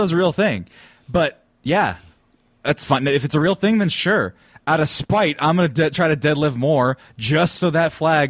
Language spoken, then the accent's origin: English; Fresno, California, United States; I grew up in Fresno, California.